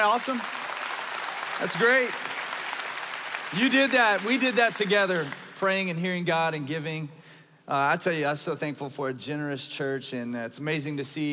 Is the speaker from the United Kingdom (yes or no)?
no; South Louisiana, United States; moved away; as a Cajun from South Louisiana